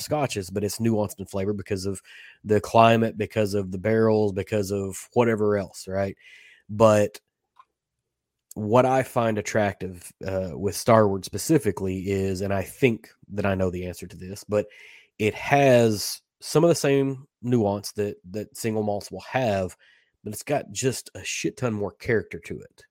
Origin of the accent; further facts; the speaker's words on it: Kentucky, United States; I grew up in Kentucky